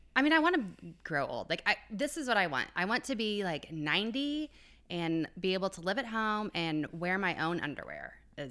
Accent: Quincy, Illinois, United States; No, we actually lived in Illinois. So I grew up in Quincy

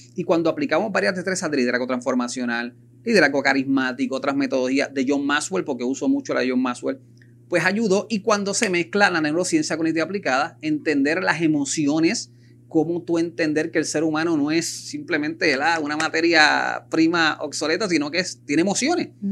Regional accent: Puerto Rico; como buen puertorriqueño que somos

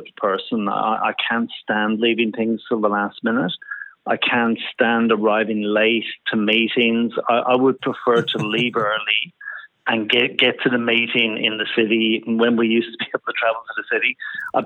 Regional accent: Dublin, Leinster, Ireland; now in Sydney, Australia; I was born in Dublin, Ireland, many years ago now. My first job was actually doing a milk round when I was probably about 14 years of age, and they used to have little battery-operated milk carts in Dublin

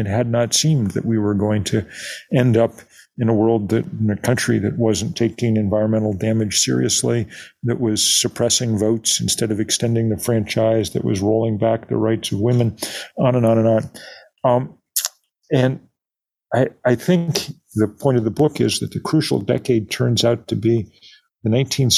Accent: Lexington, Massachusetts, United States; I grew up in Lexington, Massachusetts

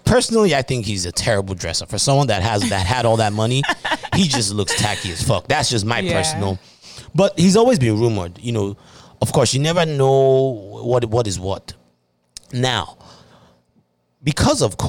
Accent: Nigeria; I am a Nigerian

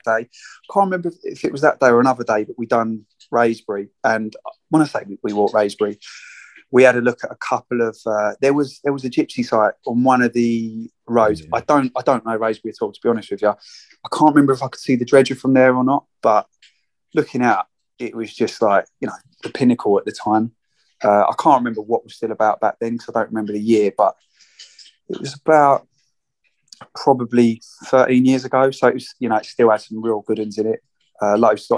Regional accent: St Albans, East of England, United Kingdom; now in Harpenden, United Kingdom; I currently live in Harpenden, but I'm originally from St Albans.

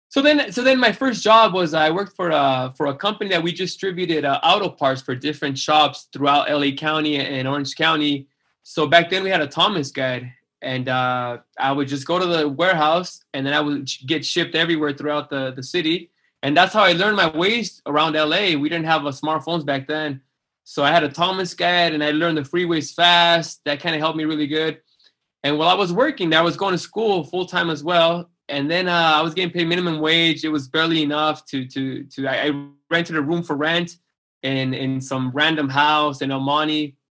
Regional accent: Mexicali, Baja California, Mexico; born or raised there; moved away as an adult; also born or lived in Calexico, California, United States / Los Angeles, United States; now in Utah, United States

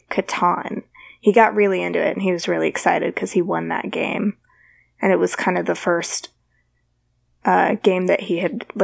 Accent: Alabama, United States; I'm from Alabama.

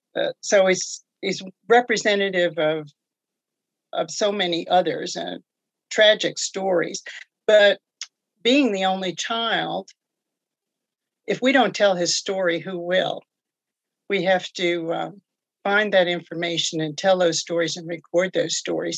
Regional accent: New York, United States; moved away as an adult; also born or lived in Connecticut / South Carolina / California / Guam; now in Tennessee, United States; I'm originally from New York.

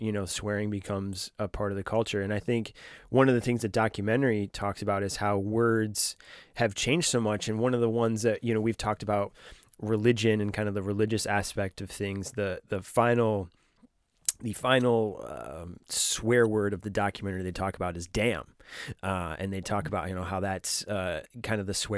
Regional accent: United States; also born or lived in Los Angeles; I am American and because I live in Los Angeles

